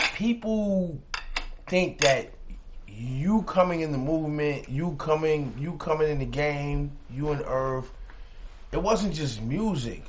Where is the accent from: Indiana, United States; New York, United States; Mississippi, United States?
New York, United States; New York City; I'm from Queens